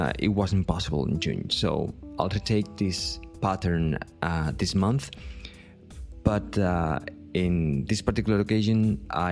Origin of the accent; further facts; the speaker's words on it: Vilanova i la Geltrú, Catalonia, Spain; a music festival that happens in my hometown here